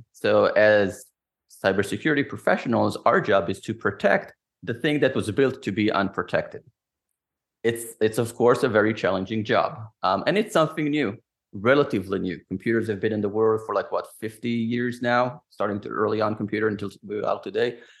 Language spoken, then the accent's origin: English; Israel; moved away as an adult; since I am from Israel, I always had that security mind frame